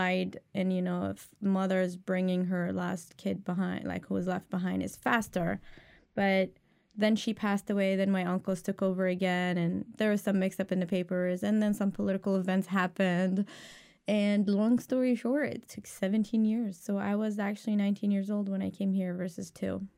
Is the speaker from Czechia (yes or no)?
no; Damascus, Damascus Governorate, Syria; first language Arabic; English is a second language; moved away as an adult; now in United States; I'm from Damascus, so the capital.